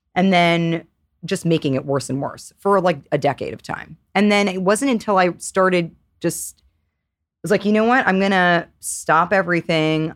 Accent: New York, United States; I grew up in New York

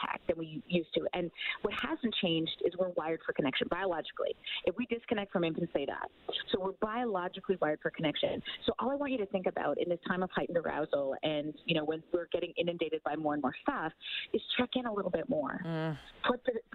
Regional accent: Canada; as a Canadian

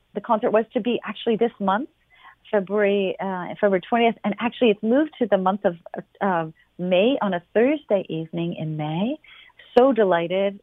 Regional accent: London, Ontario, Canada; moved away; I was born in London. My family is still in London.

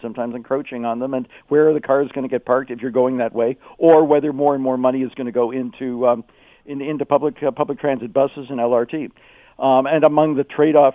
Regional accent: Toronto, Ontario, Canada; now in Kitchener-Waterloo, Canada; I'm originally from Toronto, although I live in KW now

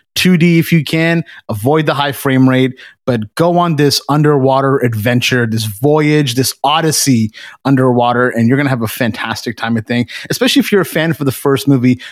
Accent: Canada; we're Canadian

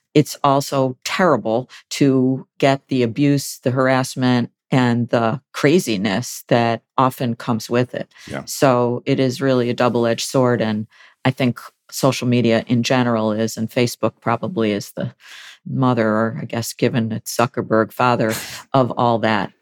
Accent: Buffalo, New York, United States; I was the top editor of the Buffalo News, which is my hometown daily

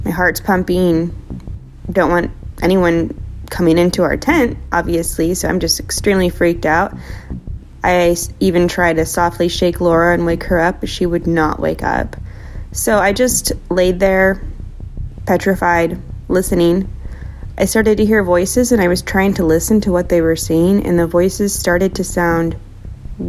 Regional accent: Kansas, United States; I'm from Kansas

